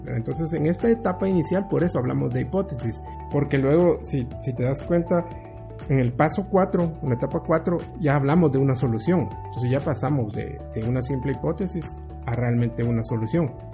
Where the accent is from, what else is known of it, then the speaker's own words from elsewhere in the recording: Guatemala; soy, soy guatemalteco